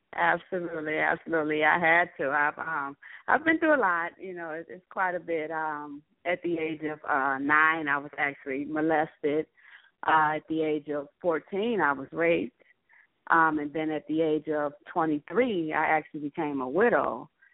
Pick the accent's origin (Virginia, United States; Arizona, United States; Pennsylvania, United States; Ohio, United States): Ohio, United States; Cleveland; I'm from Cleveland, Ohio